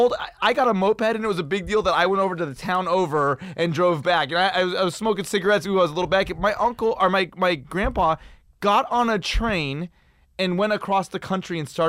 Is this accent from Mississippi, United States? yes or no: no; Pasadena, California, United States; You got to understand, like, growing up in Pasadena, San Marino in the 80s, the influx of the Chinese, these kids would come over here